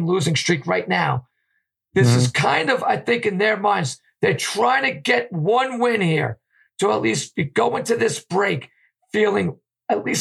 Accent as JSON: {"language": "English", "region": "New York", "country": "United States", "tie": "born or raised there"}